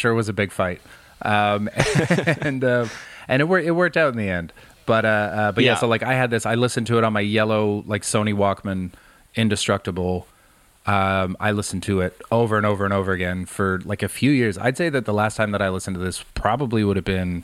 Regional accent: White Rock, British Columbia, Canada; moved away as an adult; now in London, United Kingdom; I grew up in White Rock

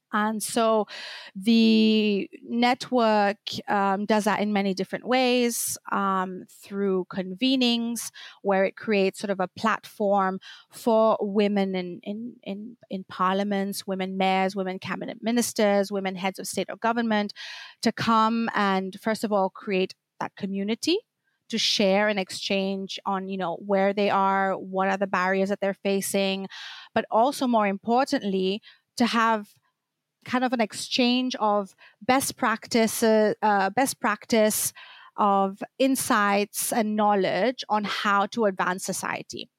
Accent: Seychelles; moved away as an adult; also born or lived in Belgium; now in Brussels, Belgium; I'm from the Seychelles Islands. I've been living in Belgium for over a decade now

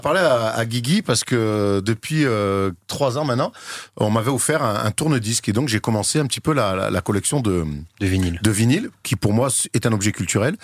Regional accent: Marseille, Provence-Alpes-Côte d'Azur, France; je suis de Marseille

